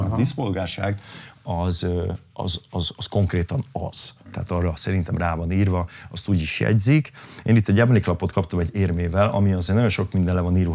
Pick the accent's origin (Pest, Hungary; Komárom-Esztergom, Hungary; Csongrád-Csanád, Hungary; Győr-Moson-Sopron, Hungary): Győr-Moson-Sopron, Hungary; Kapuvár; most ott zártam a nyári turnémat, a szülővárosomban ott léptem fel.